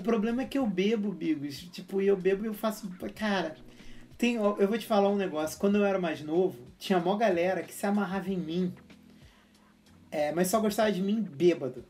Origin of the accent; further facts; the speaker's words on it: Rio de Janeiro, Brazil; eu sou carioca